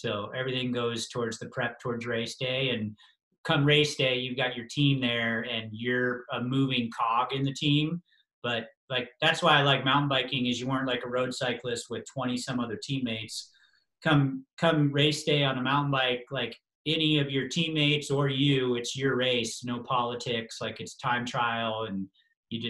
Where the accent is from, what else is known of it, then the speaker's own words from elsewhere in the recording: Colorado, United States; I was from Colorado and had all the right adjustments to race at altitude